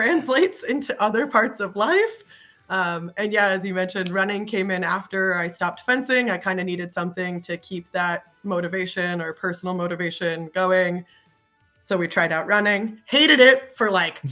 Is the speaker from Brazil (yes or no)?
no; New Jersey, United States; also born or lived in Gainesville, Florida; now in Oregon, United States; I'm originally from New Jersey